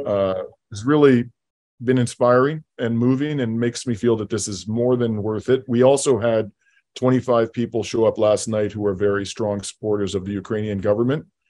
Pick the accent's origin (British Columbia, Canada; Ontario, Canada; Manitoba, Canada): Ontario, Canada; London; my hometown of London, Ontario